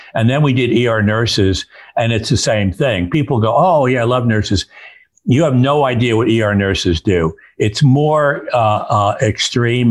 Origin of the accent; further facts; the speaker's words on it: Newburgh, New York, United States; moved away; my hometown, Newburgh, New York